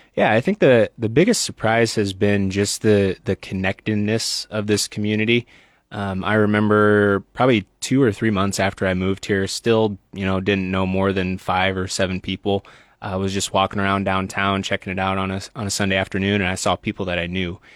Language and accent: English; Sioux Center, Iowa, United States; moved away as an adult; now in Lincoln, United States; I'm originally from Northwest Iowa, a little town called Sioux Center